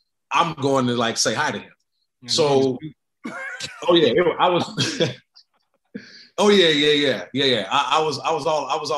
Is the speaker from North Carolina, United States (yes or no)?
no; Sacramento, California, United States; I'm from Sacramento